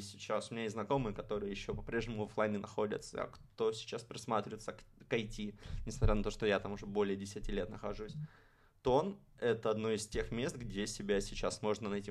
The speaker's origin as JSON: {"language": "Russian", "region": "Saint Petersburg", "country": "Russia", "tie": "born or raised there", "said": "я, можно сказать, из Петербурга, потому что в Петербурге прошла моя, ну не то что детство, а вот именно подростковый период становления личностью"}